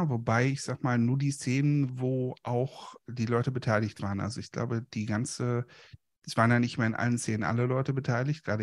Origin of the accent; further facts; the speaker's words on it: Moers, North Rhine-Westphalia, Germany; Und wir hatten einen richtigen Polizisten, also hier in dem Ort in, in Mörs, im Stadtteil Kapellen, hatten wir einen quasi einen Dorfbullen